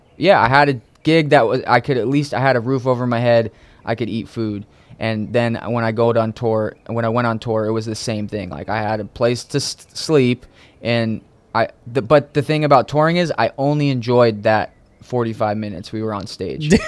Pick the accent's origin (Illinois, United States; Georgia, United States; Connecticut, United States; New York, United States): Connecticut, United States; also born or lived in New England / Orange County, California; now in California, United States; I grew up on the East Coast in a small town, um, kind of all over New England, but mainly uh, as I was a kid in Connecticut